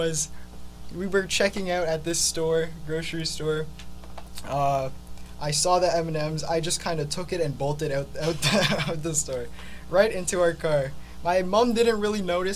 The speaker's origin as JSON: {"language": "English", "town": "Brampton", "region": "Ontario", "country": "Canada", "tie": "born or raised there", "also_born_or_lived": "Mississauga", "said": "I was raised in Brampton for the most part"}